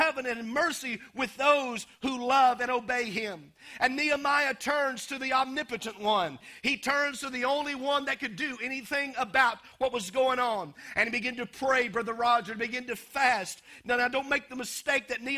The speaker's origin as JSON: {"language": "English", "country": "United States", "tie": "born or raised there", "said": "growing up in America"}